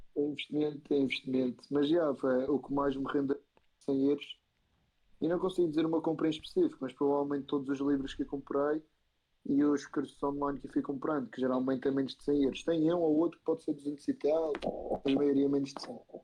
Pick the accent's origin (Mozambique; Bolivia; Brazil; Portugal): Portugal; Madeira; moved away as an adult; now in Spain; Madeira, eu sou da Madeira.